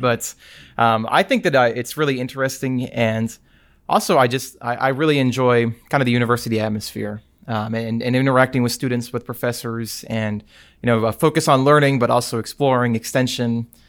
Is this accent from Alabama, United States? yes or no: yes; Prattville, Alabama, United States; I am from Prattville, Alabama